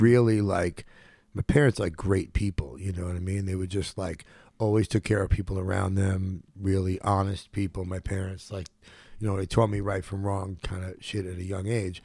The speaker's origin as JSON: {"language": "English", "town": "New York City", "region": "New York", "country": "United States", "tie": "born or raised there", "also_born_or_lived": "Los Angeles", "moved": "as an adult", "lives_now": "Tulum, Mexico", "said": "I was born in Brookdale Hospital, and I grew up at Canarsie in Brooklyn"}